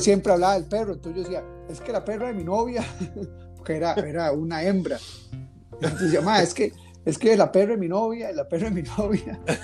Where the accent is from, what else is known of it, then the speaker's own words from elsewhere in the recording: Costa Rica; moved away; los que conocemos como los chinos en Costa Rica, aquí son de indios